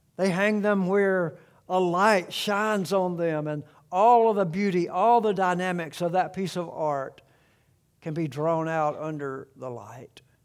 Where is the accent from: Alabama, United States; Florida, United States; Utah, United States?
Alabama, United States; South; the home farm, uh, that I grew up around in South Alabama.